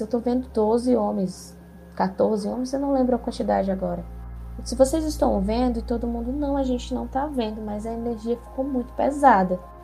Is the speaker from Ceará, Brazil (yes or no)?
yes; Ceará, Brazil; sou aqui do Ceará